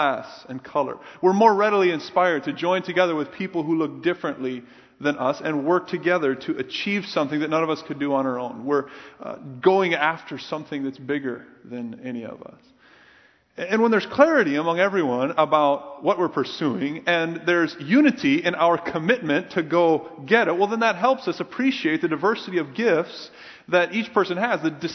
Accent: Minnesota and Iowa, Midwest, United States; I grew up in the Midwest, primarily Minnesota and Iowa, white bread areas

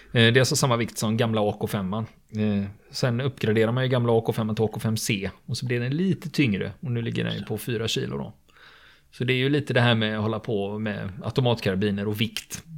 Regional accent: Sweden; vi svenskar

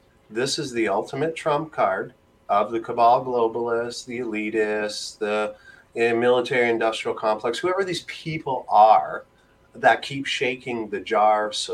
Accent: Mississauga, Ontario, Canada; also born or lived in Toronto; I'm from Ontario

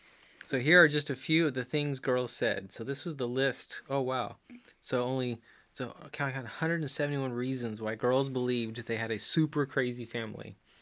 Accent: Chile; Yes, I grew up in Chile. South America.

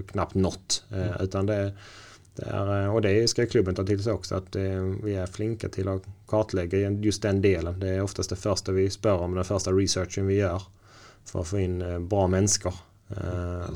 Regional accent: Sweden; now in Norway

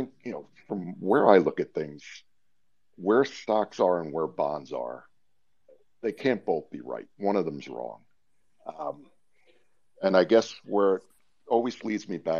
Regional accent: Westchester, New York, United States; moved away as an adult; also born or lived in Maryland; now in Pennsylvania, United States; as somebody who spent most of the first 30 years of their life growing up in Westchester

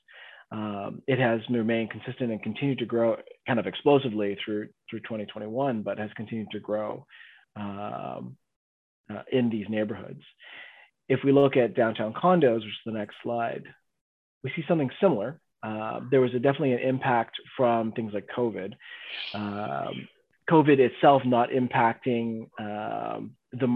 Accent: Canada; we're Canadian investors

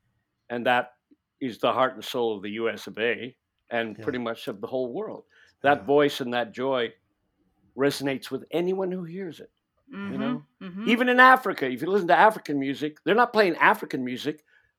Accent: Ireland; Yeah, I'm an Irish guy, but I didn't spend my life playing jigs and blowing a penny whistle because I would have no interest in that.

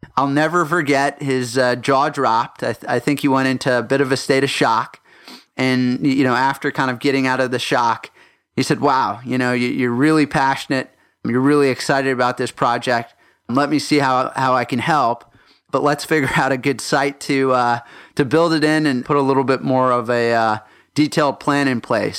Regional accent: Houston, Texas, United States; also born or lived in Johannesburg, South Africa / Minnesota; we went down south to Houston, Texas, where I did my first through twelfth grade.

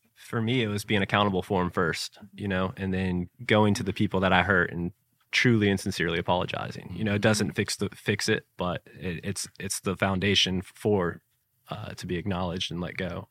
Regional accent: Jacksonville, Florida, United States; growing up in the Beaches area here

